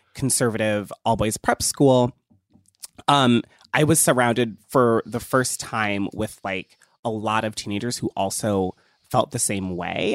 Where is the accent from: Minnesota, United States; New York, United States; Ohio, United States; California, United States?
Ohio, United States; I grew up in Ohio